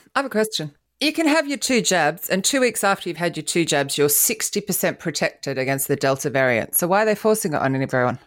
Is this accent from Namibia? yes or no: no; Australia; also born or lived in England; now in London, United Kingdom; I'm Australian